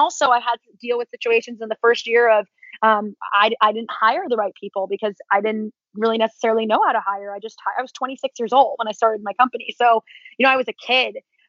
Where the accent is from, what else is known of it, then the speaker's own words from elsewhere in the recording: East Coast, United States; my whole family's from New York, I'm from the East Coast.